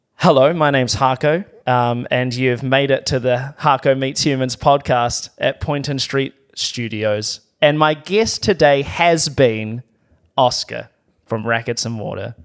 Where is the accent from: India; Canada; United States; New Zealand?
New Zealand; as a New Zealander